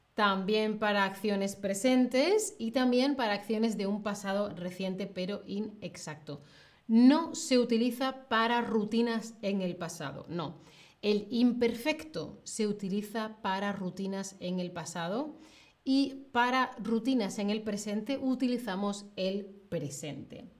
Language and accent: Spanish; Spain; En el centro y de donde yo soy, pues em, suele mantenerse la diferencia entre con fecha y sin fecha, ¿vale? O sea, yo lo utilizo como casi toda la península ibérica, casi toda España.